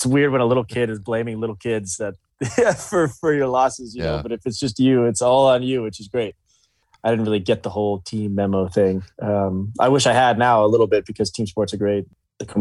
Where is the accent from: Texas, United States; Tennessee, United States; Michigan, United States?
Tennessee, United States; Gallatin; I love Gallatin. I love going home. I still live there